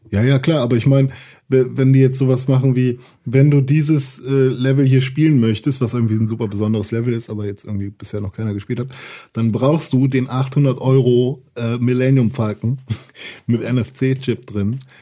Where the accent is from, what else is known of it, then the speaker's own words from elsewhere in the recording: Gifhorn, Lower Saxony, Germany; moved away; bei uns in Gifhorn gibt es so einen Laden, der heißt Schütte